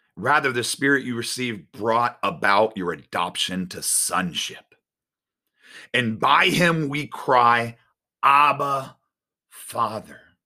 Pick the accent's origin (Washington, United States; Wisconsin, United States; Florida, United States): Florida, United States; Winter Garden; I grew up in Winter Garden